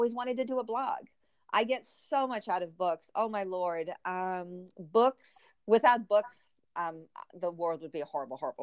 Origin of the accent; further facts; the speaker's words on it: Trinidad & Tobago; moved away; my home country of Trinidad